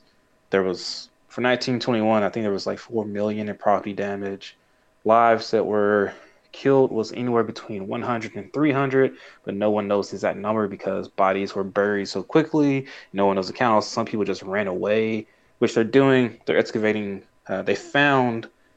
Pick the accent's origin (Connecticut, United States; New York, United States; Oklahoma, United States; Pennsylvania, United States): Oklahoma, United States; Tulsa; I'm from Tulsa